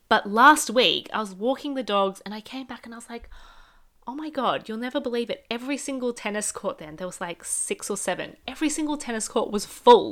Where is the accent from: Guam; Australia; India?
Australia; I grew up with two parents who speak Cantonese, but I grew up in Australia.